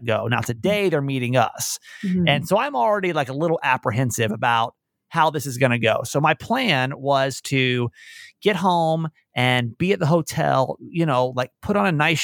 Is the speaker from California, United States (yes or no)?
yes; California, United States; We're from California.